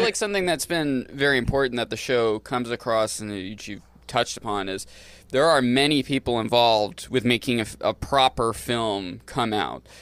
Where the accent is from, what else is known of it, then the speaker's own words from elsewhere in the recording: Maine, United States; growing up in Maine